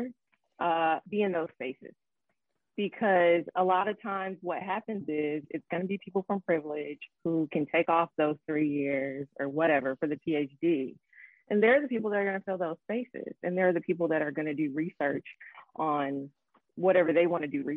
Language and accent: English; Markham, Illinois, United States; I'm from Chicago, right outside of Chicago, actually, a place called Markham, Illinois